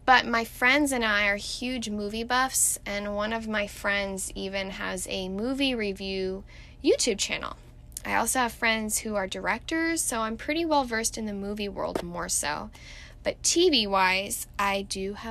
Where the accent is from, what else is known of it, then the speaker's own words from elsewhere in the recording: Irvine, California, United States; also born or lived in Mission Viejo / San Diego; I was actually born and raised in the infamous Orange County, which is just 30 minutes south of Los Angeles, but I'm sure you know that. I was born in Mission Viejo, but I was predominantly raised in Irvine until I was about 10 years old, and then I moved to San Diego